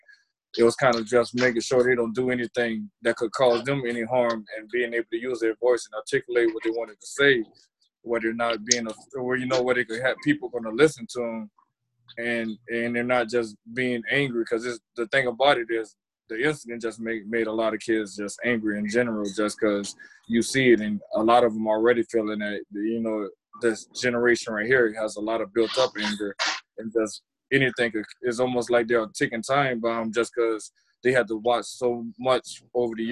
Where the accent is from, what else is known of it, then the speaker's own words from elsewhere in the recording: the South, United States; now in Minneapolis, United States; growing up in the South